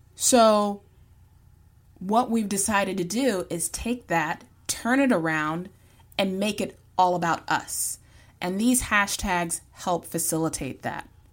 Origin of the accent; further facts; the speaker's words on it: Virginia, United States; I'm from the South. I'm from Virginia. Y'all is a part of my vernacular